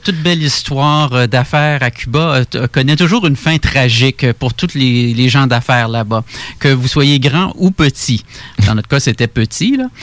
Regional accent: Quebec City, Quebec, Canada; je suis né euh, à Québec, grandi à Québec

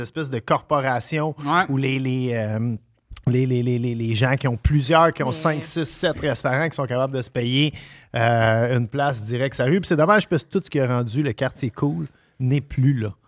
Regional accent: Montreal, Quebec, Canada; j'ai grandi à Tétroville

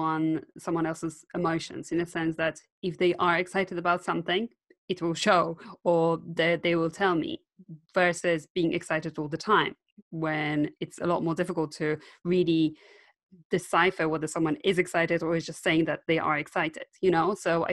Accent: Poland; first language Polish; English is a second language; moved away as an adult; now in United Kingdom

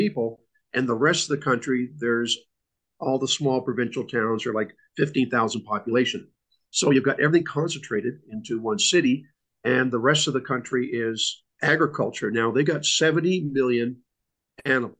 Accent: Canada; now I'm a Canadian

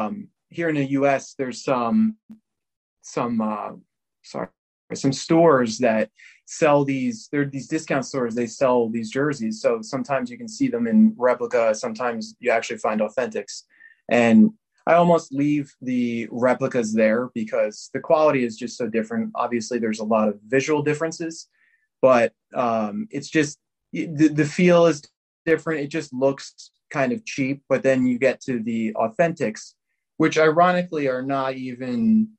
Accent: Philadelphia, Pennsylvania, United States; now in Chicago, United States; I'm originally from Philadelphia

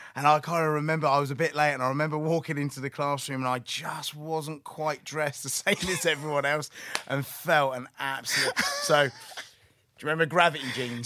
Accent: Southampton, South East England, United Kingdom; I grew up in Southampton.

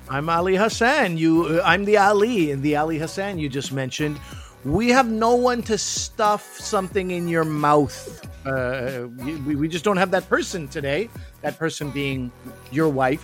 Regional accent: Quebec, Canada; I come from Quebec. I come from French Canada.

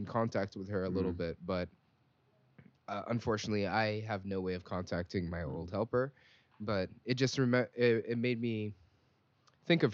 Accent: Singapore; moved away; living in Singapore, to being Singaporean. It reminded me of my family members, my helper back in the day

